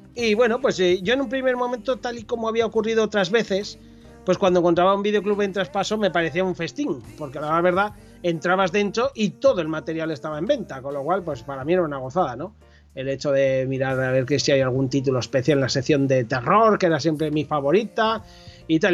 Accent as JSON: {"language": "Spanish", "town": "Corella", "region": "Navarre", "country": "Spain", "tie": "born or raised there", "lives_now": "Pamplona, Spain", "said": "yo nací en un pueblo de la Ribera Navarra llamado Corella, que, está cerca de Tudela, para aquellos que a lo mejor les pueda sonar algo más Tudela. Eh, estuve allí eh, hasta los 20 años que me fui a vivir a Pamplona"}